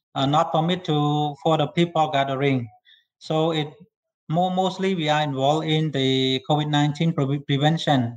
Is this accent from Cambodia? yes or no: yes; Cambodia; I'm from Cambodia